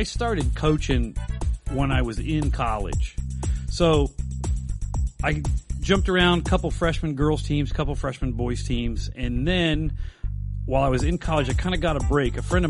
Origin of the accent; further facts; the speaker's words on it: Dayton, Ohio, United States; East Dayton. Grew up in East Dayton, two blocks away from the blonde bomber, Al Berkey.